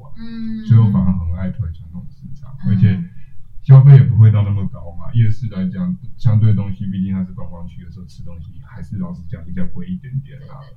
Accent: Taipei, Taiwan; 身为一个台北人

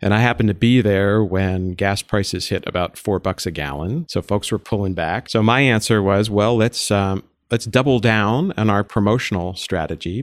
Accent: East Coast, United States; I grew up on the East Coast.

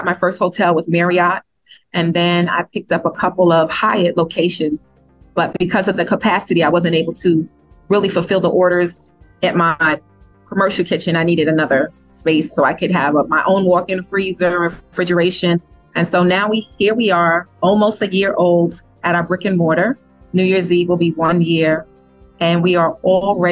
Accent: New York, United States; moved away; I'm originally from New York

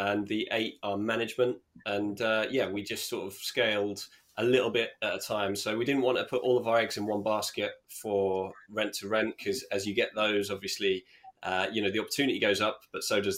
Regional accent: Norwich, East of England, United Kingdom; I'm from Norwich in the UK

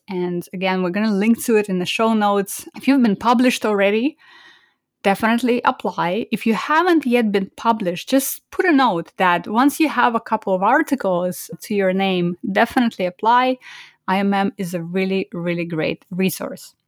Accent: Almaty, Kazakhstan; moved away; I was born in Almaty, which is the biggest city in the country

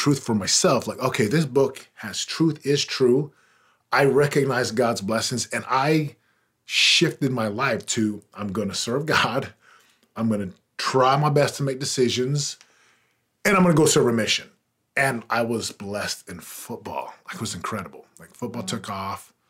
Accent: Utah, United States; also born or lived in Missouri; we went to Utah when I was about 4 years old. So I grew up in Utah

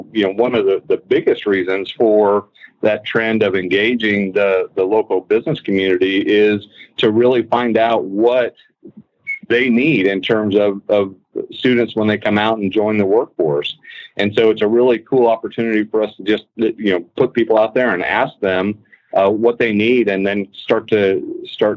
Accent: Logansport, Indiana, United States; also born or lived in Missouri; born and raised in Logansport, Indiana

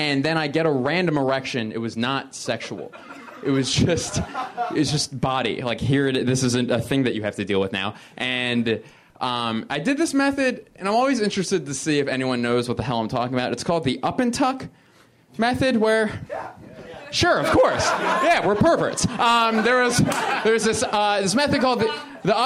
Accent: Philadelphia, Pennsylvania, United States; moved away; also born or lived in Boston; I'm originally from Philadelphia, which is in Pennsylvania, which is in the United States

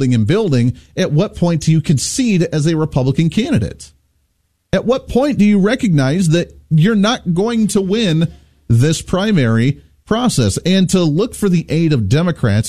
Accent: Ohio, United States; growing up in Ohio in that area

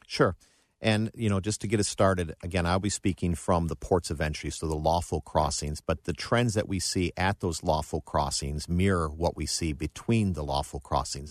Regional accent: Buffalo, New York, United States; moved away; also born or lived in Cleveland, Ohio; I grew up in Buffalo, New York

